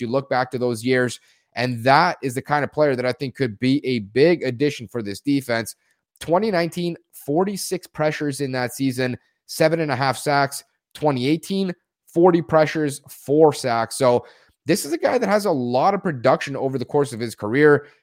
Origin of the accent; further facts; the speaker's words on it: near Toronto, Ontario, Canada; I'm from Canada, nearby Toronto